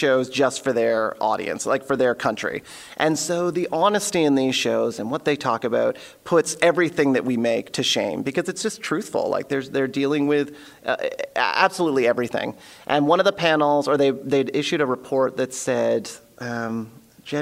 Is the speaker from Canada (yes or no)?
yes; Elmira, Ontario, Canada; As a kid, I grew up in Elmira, Ontario, which is a very small town